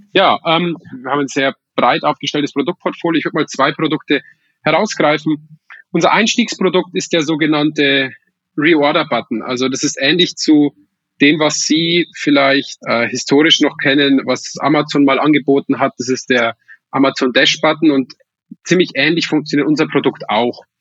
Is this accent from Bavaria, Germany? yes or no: yes; Weiden in der Oberpfalz, Bavaria, Germany; moved away; ich komme ursprünglich aus Weiden